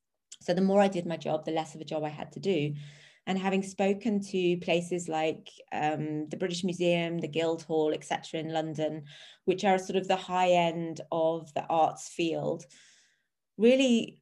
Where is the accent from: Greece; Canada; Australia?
Australia; born there; also born or lived in England; So obviously, as people can tell from my accent, I was born in Australia. And that's a joke. Born in Australia, we bounced. I had an English mother, an Australian father, and we bounced around a lot as a child between Australia and England.